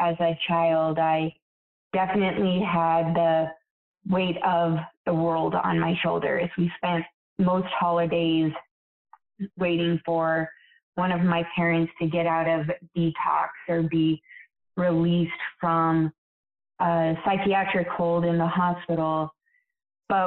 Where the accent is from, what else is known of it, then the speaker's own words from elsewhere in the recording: Billings, Montana, United States; also born or lived in Yellowstone; Raised in Billings, born outside of Yellowstone